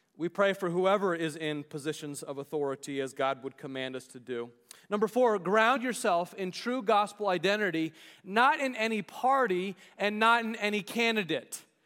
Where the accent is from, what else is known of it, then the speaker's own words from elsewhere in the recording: United States; we as American citizens